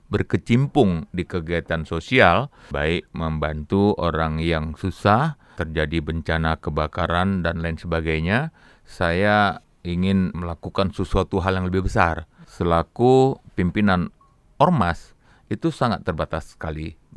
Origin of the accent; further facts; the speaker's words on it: Medan, North Sumatra, Indonesia; also born or lived in Aceh; Alhamdulillah, saya lahir di Aceh. Umur satu bulan saya dibawa oleh orang tua saya ke Medan.